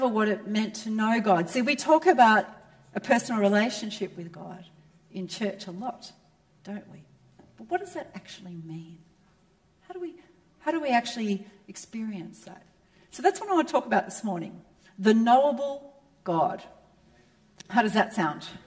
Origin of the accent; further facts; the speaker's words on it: Melbourne, Victoria, Australia; I was raised in Melbourne, where the home of real football